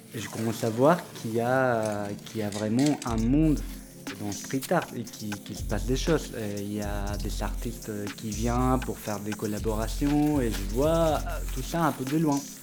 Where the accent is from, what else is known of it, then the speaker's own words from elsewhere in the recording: Córdoba, Argentina; French is a second language; moved away as an adult; now in Paris, France; Je viens de l'Argentine, d'une ville qui s'appelle Cordoba.